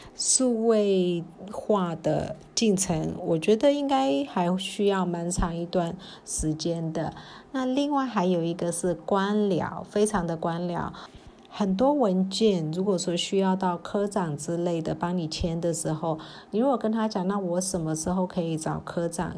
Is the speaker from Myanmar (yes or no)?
yes; Myanmar; 那这也是我们缅甸人在表述的时候，其实我们真的很少会直接讲重点